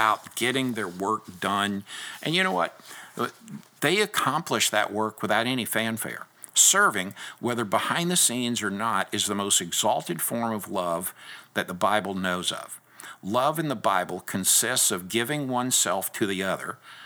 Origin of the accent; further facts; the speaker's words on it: United States; we as American believers